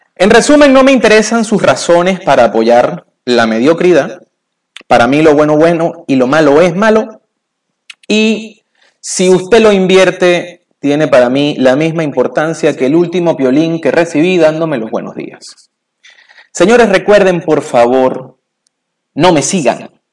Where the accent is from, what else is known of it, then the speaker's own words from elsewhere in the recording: Venezuela; moved away; cuando yo era niño eh, todavía existía un modelo eh, en mi país natal, en Venezuela, que se llamaba Grupo Escolar.